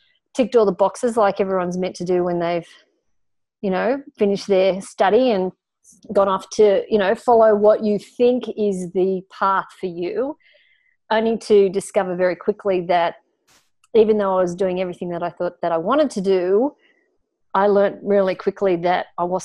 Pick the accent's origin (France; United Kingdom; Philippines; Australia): Australia; I was pretty normal as an Australian kid growing up in an Australian family in the 1970s